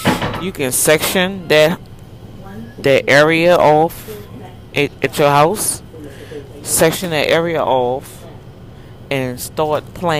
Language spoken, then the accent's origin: English; New Orleans, Louisiana, United States; When I was growing up in New Orleans, my mama had all that in her garden.